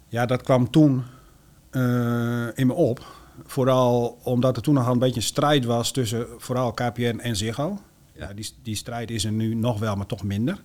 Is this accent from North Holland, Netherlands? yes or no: no; Eelde-Paterswolde, Drenthe, Netherlands; moved away as an adult; also born or lived in Groningen; now in Peize, Netherlands; Ik kom zelf oorspronkelijk uit Ildepaterswolde.